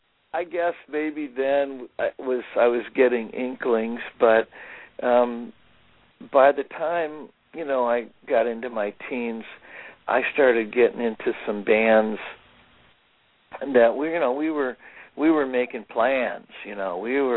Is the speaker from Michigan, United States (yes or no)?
no; Streator, Illinois, United States; My hometown, Streeter, Illinois, was like the glass container capital of the world. So we had two huge glass producing factories that made bottles and jars and stuff like that.